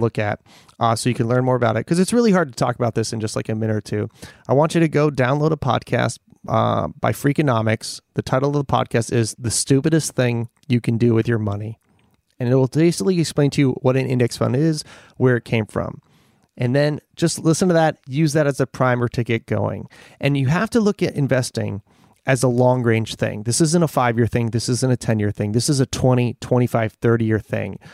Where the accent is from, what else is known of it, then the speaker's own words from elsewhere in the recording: Scranton, Pennsylvania, United States; now in Los Angeles, United States; I grew up in Scranton